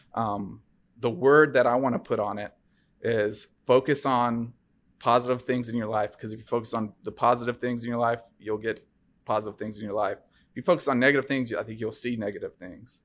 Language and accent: English; Bellevue, Tennessee, United States; also born or lived in Fairview, Tennessee; we moved from Fairview, um, in, you know, outside of Nashville to Bellevue, um, when I was in sixth grade